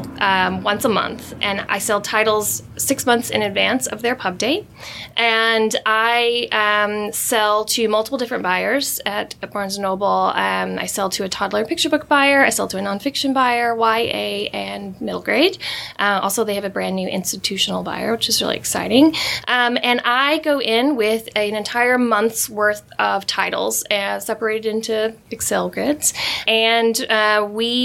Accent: Kentucky, United States; moved away as an adult; now in New York City, United States; I'm originally from Kentucky, a very, very small town.

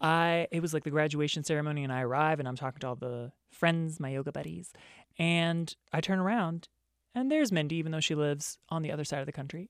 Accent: East Coast, United States; moved away as an adult; I'm from the East Coast, and so I moved out here knowing one person

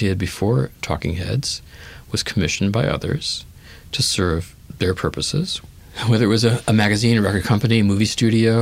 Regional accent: Los Angeles, California, United States; I grew up in the Hancock Park section of Los Angeles

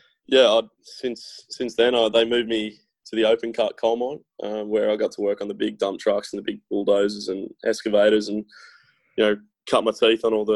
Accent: Newcastle, New South Wales, Australia; I'm from Newcastle in Australia, which is famous for its beaches and hot weather

